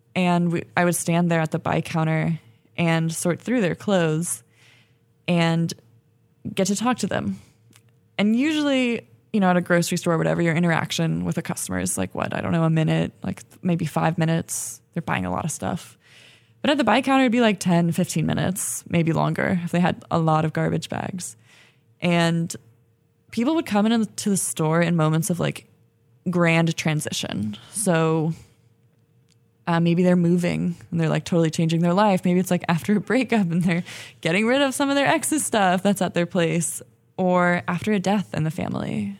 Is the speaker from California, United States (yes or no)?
yes; Berkeley, California, United States; also born or lived in El Sobrante, California; I grew up in Berkeley, um, and in El Sobrani, which is, uh, kinda outside of Richmond, so in the Bay Area